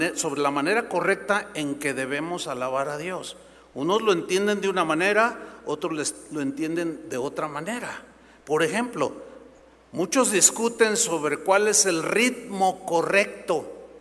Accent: San Luis Potosí, Mexico; moved away; fui a mi tierra, San Luis Potosí, a ver unos familiares

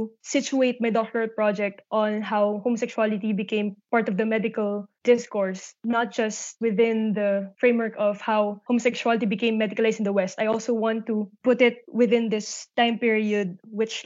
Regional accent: Quezon City, Metro Manila, Philippines; moved away as an adult; also born or lived in Hungary / Austria / Hanoi, Vietnam; now in Sweden; I am Filipino. I was born and raised in Quezon City in the Philippines

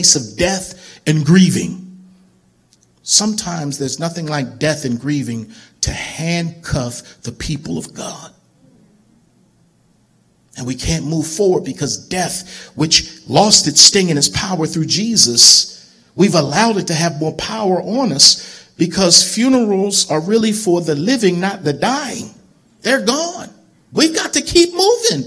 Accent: Baltimore, Maryland, United States; moved away as an adult; also born or lived in Lynchburg, Virginia; growing up in Baltimore

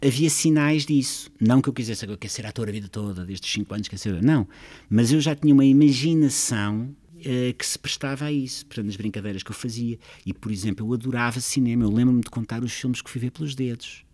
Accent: Lisbon, Portugal; Eu sou mesmo lisboeta e é a minha cidade

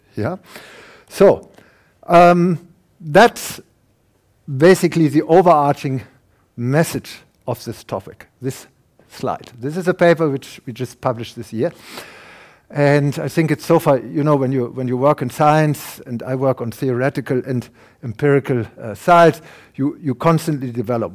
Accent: Germany; accent: German; English is a second language; now in Canada; my German accent, I'm a German, I can't hide that. No, long, no matter how long I will live in Canada, they will recognize me.

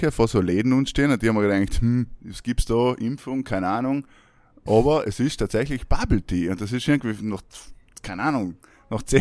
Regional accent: South Tyrol, Trentino-Alto Adige, Italy; Weil bei uns in Südtirol ist ja, meine, recht schwierig.

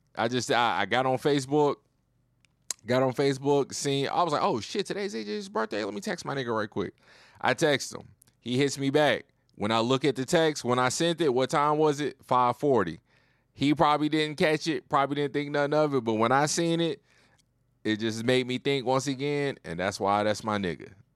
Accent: Roanoke, Virginia, United States; now in Houston, United States; I'm from the Nook. Big five four oh.

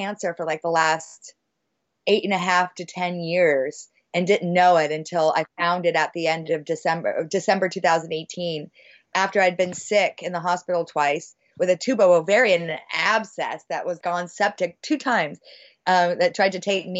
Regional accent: Bay Area, California, United States; I'm from the Bay Area

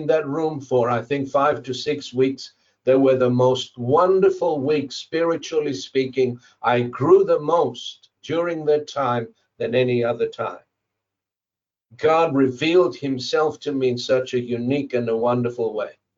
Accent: Zimbabwe; moved away as an adult; I came from Zimbabwe, from a double-story house

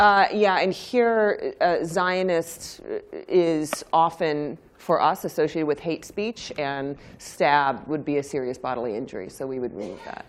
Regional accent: United States; I'm American

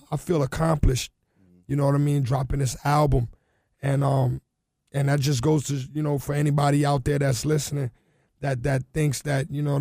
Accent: Carol City, Florida, United States; It was just about like I come from Carol City.

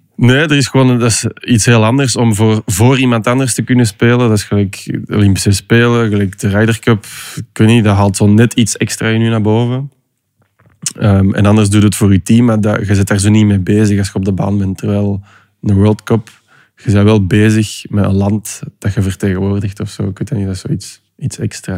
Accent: Belgium; Als Belg

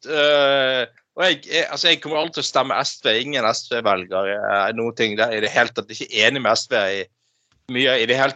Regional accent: Northern Norway, Norway; accent: Northern Norwegian; På dialekten min i Nord-Norge så sier vi det sånn, liksom.

